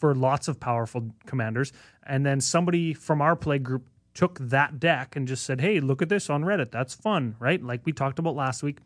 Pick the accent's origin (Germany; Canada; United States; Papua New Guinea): Canada; despite being Canadian